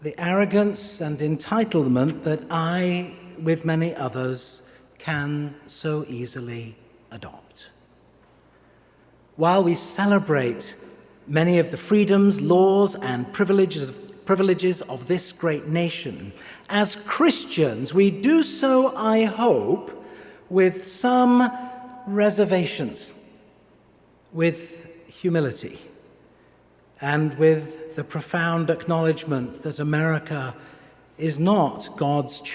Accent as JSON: {"language": "English", "region": "England", "country": "United Kingdom", "moved": "yes", "lives_now": "Pittsburgh, United States"}